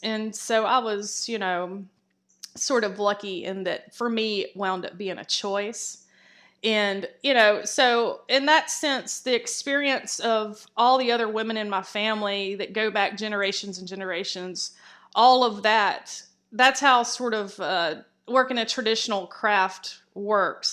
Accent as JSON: {"language": "English", "town": "Columbus", "region": "Georgia", "country": "United States", "tie": "born or raised there", "said": "I grew up in Columbus, Georgia, which is, uh, Fort Benning."}